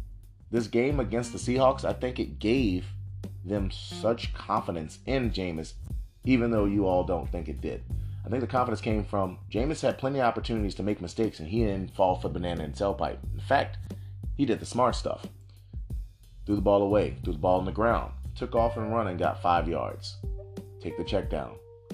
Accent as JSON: {"language": "English", "town": "New Orleans", "region": "Louisiana", "country": "United States", "tie": "born or raised there", "said": "I am from New Orleans, born and raised"}